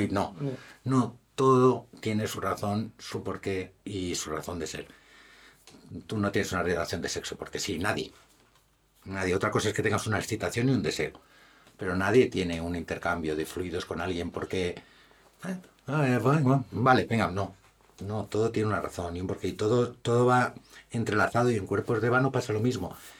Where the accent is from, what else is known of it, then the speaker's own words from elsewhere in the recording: Madrid, Community of Madrid, Spain; Como buen madrileño que soy, evidentemente tengo que defender mi Madrid